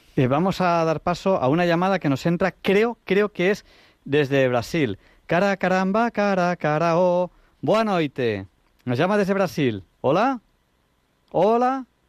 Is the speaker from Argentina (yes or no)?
no; Catalonia, Spain; yo soy catalán